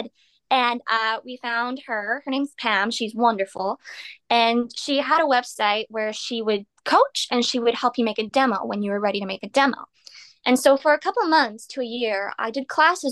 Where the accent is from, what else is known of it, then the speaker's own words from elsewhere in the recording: Canada; I'm Canadian